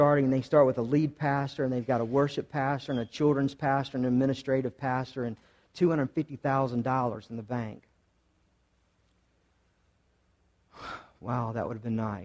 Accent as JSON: {"language": "English", "town": "Charlotte", "region": "North Carolina", "country": "United States", "tie": "born or raised there", "lives_now": "Concord, United States", "said": "I grew up in West Charlotte"}